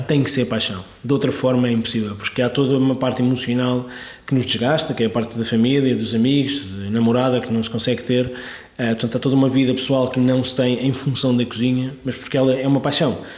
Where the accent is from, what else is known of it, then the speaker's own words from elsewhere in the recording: Sintra, Lisbon, Portugal; also born or lived in Algarve / London / Barcelona; now in Lisbon, Portugal; vivi toda a minha vida em Sintra, é? na, zona de Sintra.